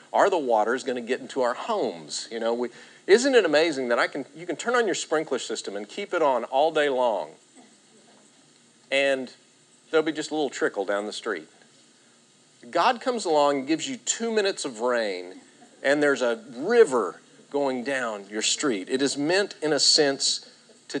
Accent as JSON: {"language": "English", "region": "Texas", "country": "United States", "moved": "yes", "lives_now": "Oklahoma, United States", "said": "we're from Texas and now we're living in Oklahoma"}